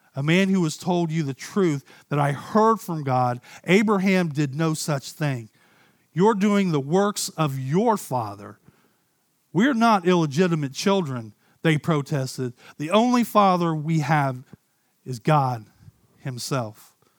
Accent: Ohio, United States; I grew up in Ohio

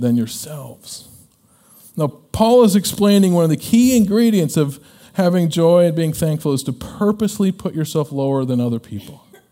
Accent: Illinois, United States; When I was a kid growing up, uh, we're from Illinois

